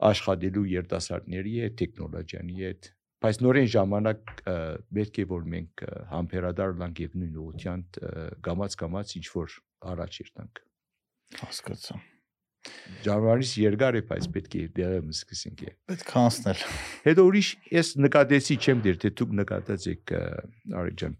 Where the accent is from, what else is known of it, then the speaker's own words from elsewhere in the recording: Aleppo, Aleppo Governorate, Syria; moved away; also born or lived in Silicon Valley, United States / Armenia; ես հիմա որ 40 տարի Ամերիկա, ես քեզ Շուրիա Հալեբ մեծացել եմ հետո Ամերիկա ուսանել եմ եւ Սիլիկոն Վալի մնացել եմ 40 տարի այնտեղ